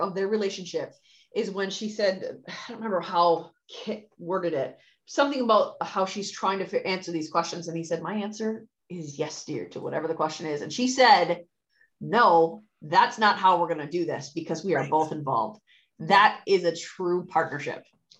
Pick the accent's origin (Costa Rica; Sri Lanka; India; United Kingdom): India; as an Indian woman who knows what the standards are for a family in that culture